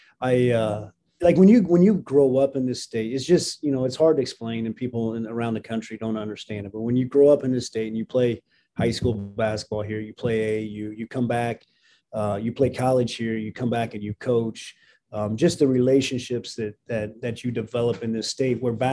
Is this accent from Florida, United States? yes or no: no; Jasper, Indiana, United States; moved away as an adult; also born or lived in Nebraska / Los Angeles, California; growing up here